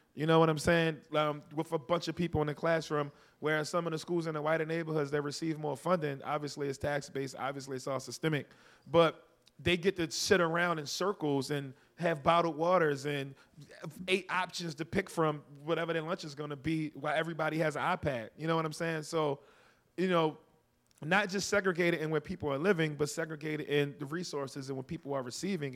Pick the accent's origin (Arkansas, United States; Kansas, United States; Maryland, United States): Maryland, United States; Baltimore; I'm from Baltimore. I didn't have to make friends on campus. I went home